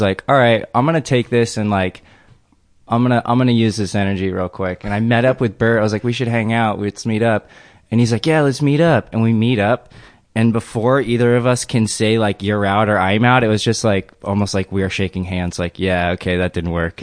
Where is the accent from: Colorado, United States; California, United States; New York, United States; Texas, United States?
California, United States; El Segundo; I grew up in El Segundo